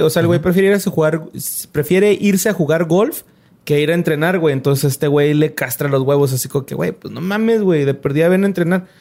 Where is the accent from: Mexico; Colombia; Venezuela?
Mexico; yo, mexicano